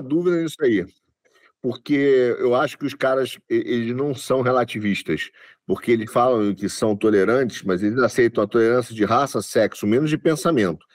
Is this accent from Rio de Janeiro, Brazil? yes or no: yes; Rio de Janeiro, Brazil; eu nasci no Rio, você sabe, dá para notar